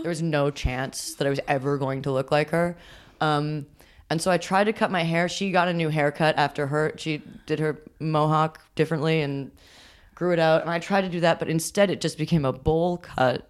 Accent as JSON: {"language": "English", "region": "New York", "country": "United States", "tie": "born or raised there", "said": "growing up in New York"}